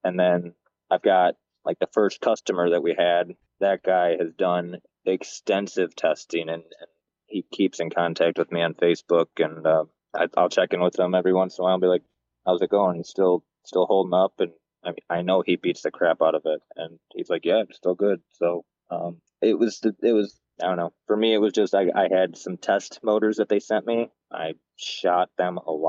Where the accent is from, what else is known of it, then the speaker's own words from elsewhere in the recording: Michigan, United States; moved away; I'm from, you know, I grew up in Michigan